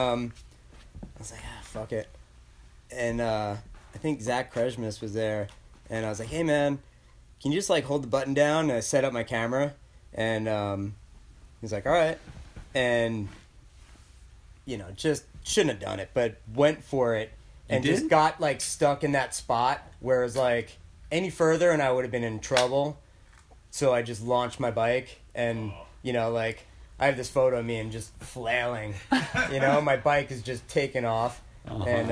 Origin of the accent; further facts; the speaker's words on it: Long Island, New York, United States; We grew up on Long Island together.